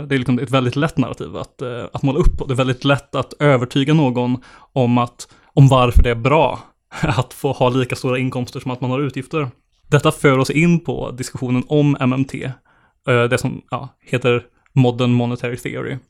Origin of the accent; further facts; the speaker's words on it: Bengtsfors, Västra Götaland, Sweden; min hemkommun eh, Bengtsfors i Dalsland